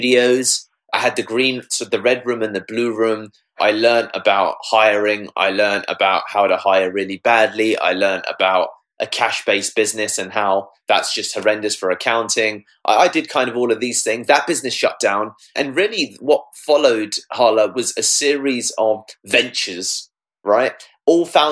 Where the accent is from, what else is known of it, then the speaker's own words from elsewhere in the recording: United Kingdom; I'm British Indian, right? My parents grew up in India and came here to give us a better life